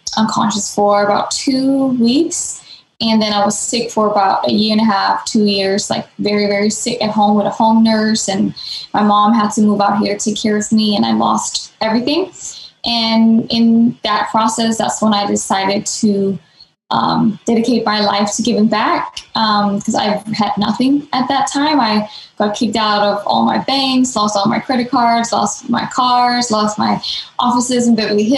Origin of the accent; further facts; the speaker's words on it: Denmark; moved away as an adult; now in Los Angeles, United States; I'm from Denmark, born and raised in Denmark. I moved here to LA about 10, 11 years ago, right after high school.